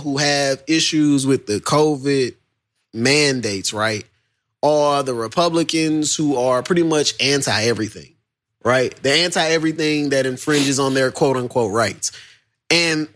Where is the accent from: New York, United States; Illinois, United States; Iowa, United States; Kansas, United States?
Iowa, United States; I am from Iowa